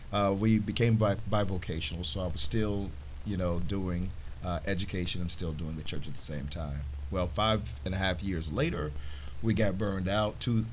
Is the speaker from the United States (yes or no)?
yes; Chicago, Illinois, United States; moved away as an adult; also born or lived in Las Vegas; Well, I am originally from Chicago, born and raised.